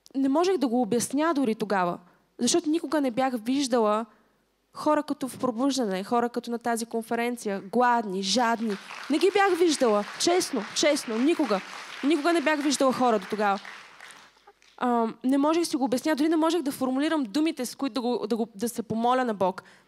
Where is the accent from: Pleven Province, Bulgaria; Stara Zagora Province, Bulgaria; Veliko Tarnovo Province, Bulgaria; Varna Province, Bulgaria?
Stara Zagora Province, Bulgaria; Stara Zagora; also born or lived in England; now in Sofia, Bulgaria; не съм родена в София и съм от Стара Загора